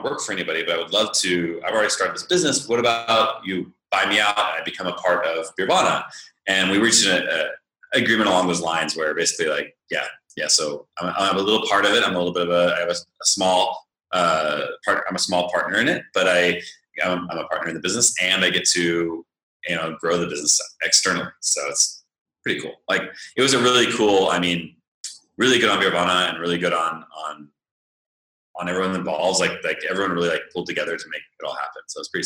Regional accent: Northern California, United States; moved away as an adult; I'm from California, Northern California

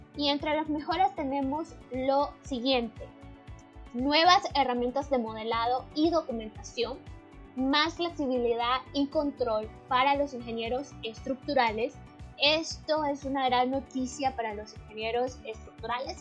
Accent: Nicaragua; me encuentro en León, Santiago de los Caballeros, una hermosísima ciudad que se encuentra en mi país, Nicaragua

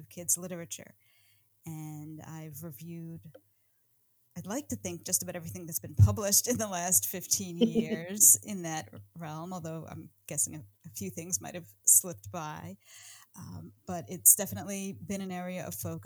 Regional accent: Connecticut, United States; now in Massachusetts, United States; I grew up in Connecticut, but I am now living with my family in Massachusetts outside of Boston

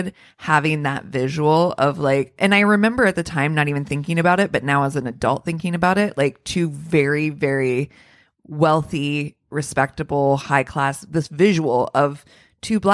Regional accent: outside Columbus, Ohio, United States; I grew up in Columbus, but I grew up outside of Columbus. So growing up in kind of a smaller town outside of there

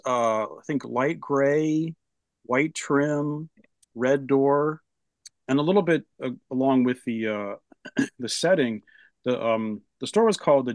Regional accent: Rehoboth Beach, Delaware, United States; moved away; also born or lived in California; we moved from California to Rehoboth Beach, and so I lived in that small town

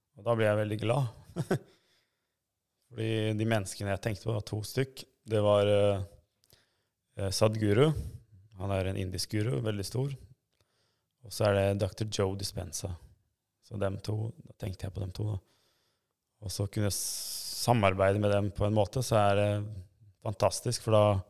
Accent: Norway; also born or lived in Kosovo / Sweden; jeg er så å si oppvokst her i Norge

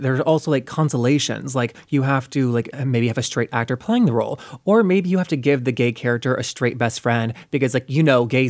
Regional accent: North Carolina, United States; also born or lived in Florida; my family moved away to North Carolina when I was 6.

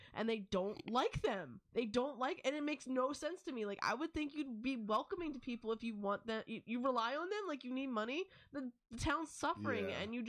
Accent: the South, United States; I mean, technically we're from the South

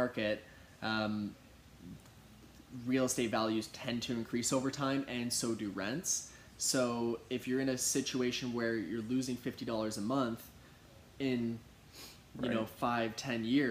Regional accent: Kitchener, Ontario, Canada; I grew up in Kitchener-Waterloo

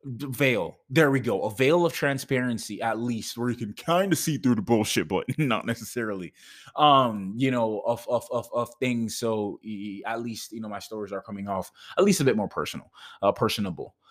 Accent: Jamaica; moved away; I'm Jamaican.

